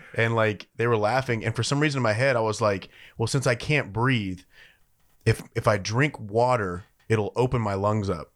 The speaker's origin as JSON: {"language": "English", "region": "Louisiana", "country": "United States", "moved": "yes", "said": "my home state of Louisiana"}